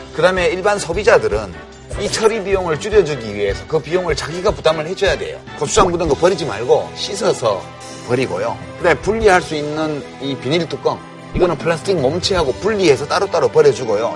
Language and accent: Korean; Daegu, South Korea; 나 대구 사람이라